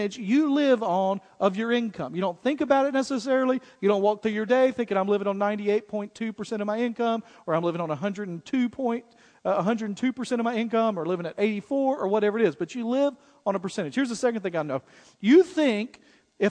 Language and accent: English; United States; being an American